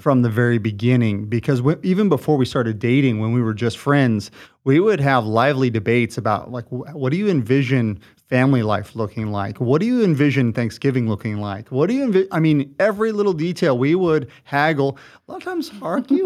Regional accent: Southern California, United States; moved away as an adult; now in Washington, United States; we uh, grew up here in Southern California, and, uh, we're born and raised here

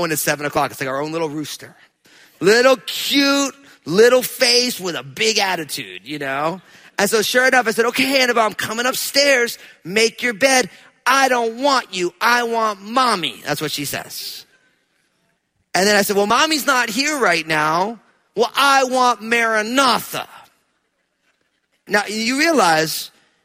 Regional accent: New Jersey, United States; I'm from New Jersey

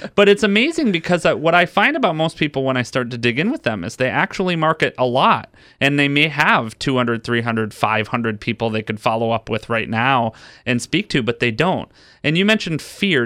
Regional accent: Detroit, Michigan, United States; I grew up in the Midwest. I tell people, you know, I grew up in Detroit

